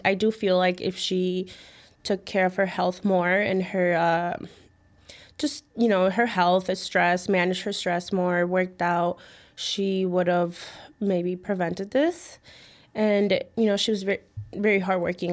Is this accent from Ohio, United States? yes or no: no; Chicago, Illinois, United States; also born or lived in Mexico City, Mexico / Midway, Chicago; I came here when I was two years old and, yeah, I mean, I grew up in the, um, West Town.